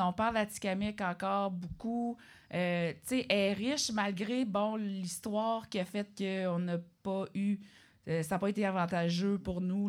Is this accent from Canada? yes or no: yes; Obedjiwan, Quebec, Canada; je viens d'Obidjouane